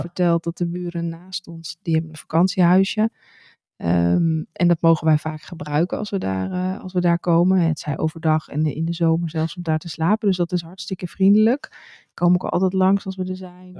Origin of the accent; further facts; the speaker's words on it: Netherlands; moved away as an adult; now in France; als Nederlander